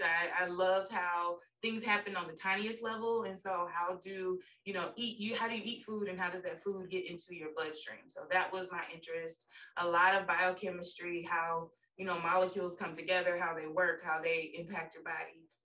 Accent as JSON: {"language": "English", "town": "Pensacola", "region": "Florida", "country": "United States", "tie": "born or raised there", "also_born_or_lived": "Jacksonville / Philadelphia", "moved": "as an adult", "lives_now": "Atlanta, United States", "said": "I'm from Pensacola. Went to um, elementary, middle, and high school with Destiny's older brother"}